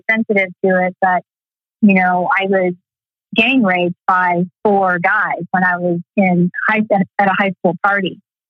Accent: Texas, United States; Yeah, Texas was interesting. I loved it, but we always moved around. My dad was in the military, so we moved around a lot, and so Texas is my real home.

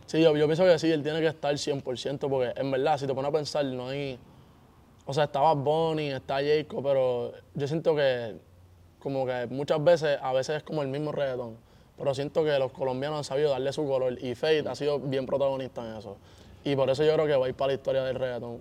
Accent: Puerto Rico; yo soy de Puerto Rico y estoy, todo al otro lado del mundo

